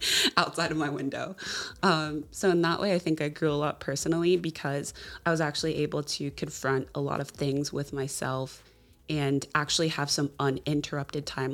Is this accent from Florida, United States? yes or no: yes; Jacksonville, Florida, United States; moved away as an adult; now in Seattle, United States; I am originally from Jacksonville, Florida, a little bit outside and kind of in the suburbs